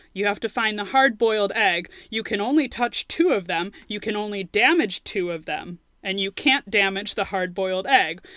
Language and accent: English; United States; I'm an American